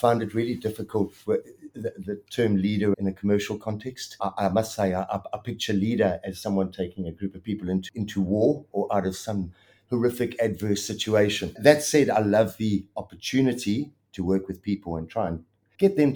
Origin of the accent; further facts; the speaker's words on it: South Africa; accent: South African twang; moved away as an adult; now in Melbourne, Australia; Obviously, I'm South African, grew up in South Africa, and I'd started my adjusting career up there and had 17 odd years in South Africa